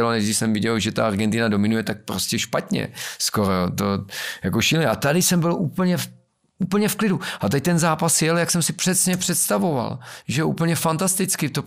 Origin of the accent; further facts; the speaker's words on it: Bohemia, Czechia; Že je to vyřešený tím, že jsem vlastně já z Čech přijel.